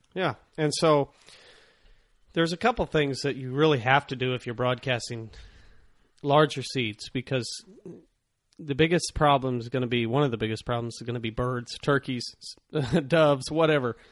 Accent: Ozark Mountains, the Ozarks, United States; growing up here in the Ozark Mountains

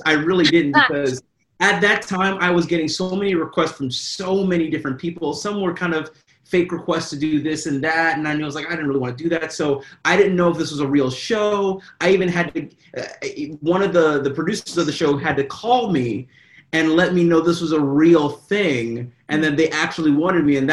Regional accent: Kentucky, United States; I am from Kentucky.

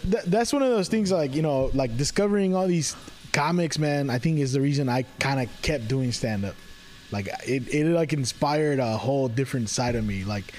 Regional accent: Richmond, California, United States; also born or lived in Concord; I'm you from Richmond, or Concord, whatever.

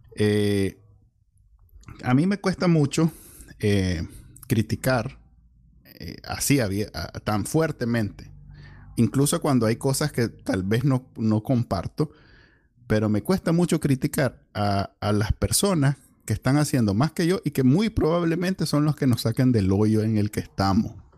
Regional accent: Nicaragua; así somos los Nica

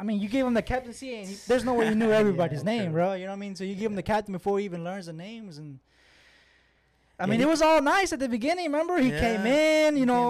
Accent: Austin, Texas, United States; the club that's in here in Austin, my hometown.

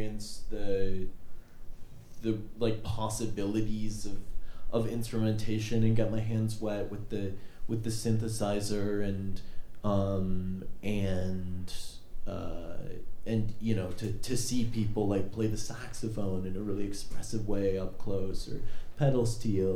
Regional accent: Duluth, Minnesota, United States; I grew up in Duluth, and the musicians that I would see in Duluth

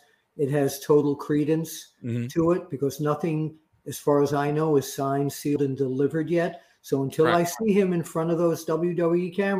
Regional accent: Ireland; Do you know I'm from Ireland?

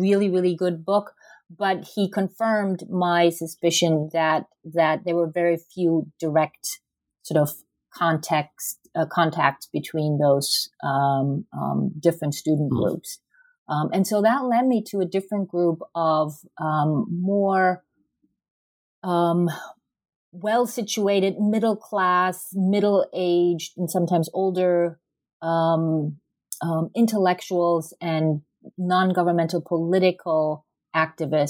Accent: Germany; moved away as an adult; now in United States; I'm originally from Germany

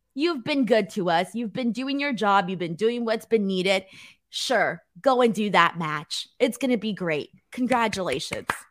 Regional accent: United States; I'm an American, hating me because I'm Mexican

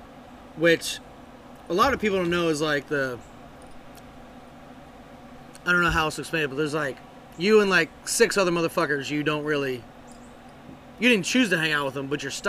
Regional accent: United States; I put a lot of shit in it, you know, because I'm American and I can.

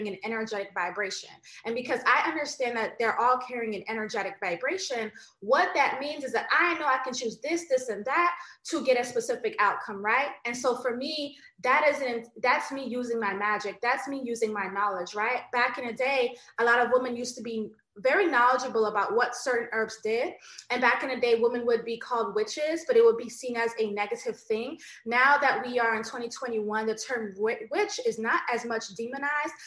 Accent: United States; I do have Jamaican ancestry. I was born in America.

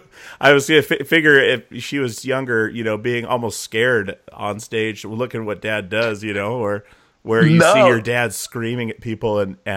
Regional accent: Alaska, United States; moved away as an adult; also born or lived in Longview, Washington; now in Portland, United States; See, I was born in Longview, Washington, 4 months old, moved to Alaska, so I've never been able to say I was born there. But that was, I mean, that's where I grew up.

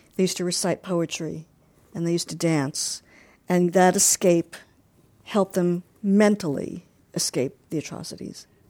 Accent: Long Island, New York, United States; growing up in Long Island

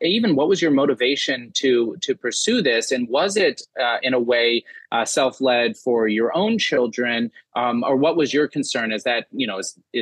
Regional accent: Dallas, Texas, United States; I grew up in Dallas-Fort Worth

